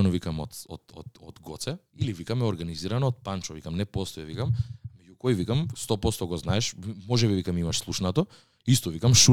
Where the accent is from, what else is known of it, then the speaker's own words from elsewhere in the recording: Skopje, North Macedonia; тој ми кажа вика од кај си од Скопје и му викам од Скопје